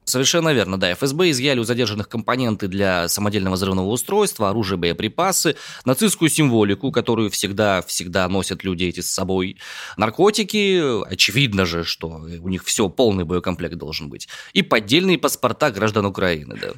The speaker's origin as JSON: {"language": "Russian", "town": "Omsk", "region": "Omsk Oblast", "country": "Russia", "tie": "born or raised there", "said": "родом я из Омска"}